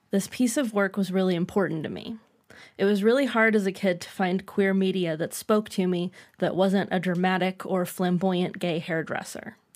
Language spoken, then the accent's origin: English; Canada; As a Canadian, I usually have zero draw to these American nostalgia period films.